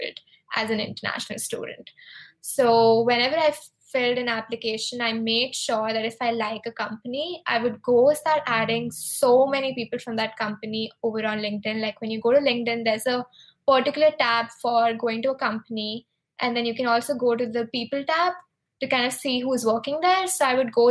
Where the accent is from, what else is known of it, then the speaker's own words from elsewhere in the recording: India; moved away as an adult; also born or lived in Arizona, United States; now in San Francisco, United States; I am actually from India, and I moved to the US 2 years ago